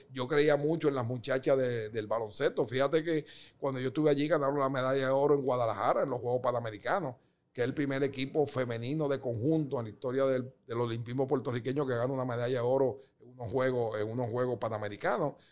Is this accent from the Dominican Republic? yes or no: yes; Dominican Republic; born there; yo lo tenía en el alma de que realmente, como yo nací en República Dominicana